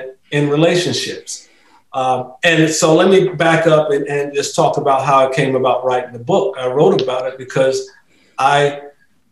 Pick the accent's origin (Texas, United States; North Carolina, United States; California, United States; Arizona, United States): North Carolina, United States; Rocky Mount; also born or lived in Raleigh, North Carolina; I'm right in Raleigh, born and bred in Rocky Mount, North Carolina.